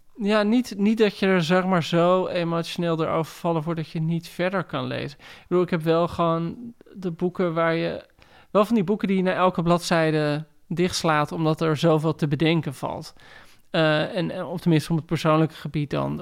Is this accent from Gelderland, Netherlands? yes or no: yes; Heerewaarden, Gelderland, Netherlands; ik groeide op in Heerengewaard